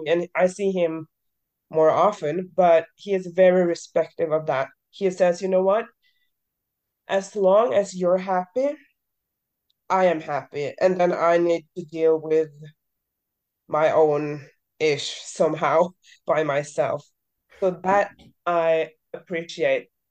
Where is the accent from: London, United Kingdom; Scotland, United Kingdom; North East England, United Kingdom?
Scotland, United Kingdom; I'm Scottish